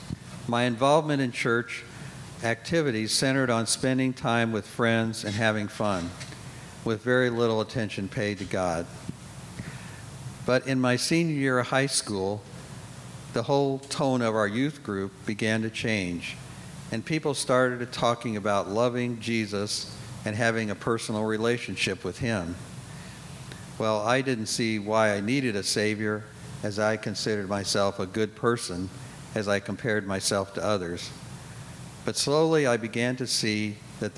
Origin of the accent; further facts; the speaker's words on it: Indianapolis, Indiana, United States; I was born and raised in Indianapolis